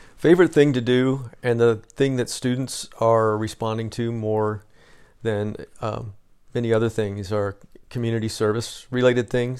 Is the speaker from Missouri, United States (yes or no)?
no; Southern Illinois, United States; I'm from Southern Illinois, so we were closer to Saint Louis than Chicago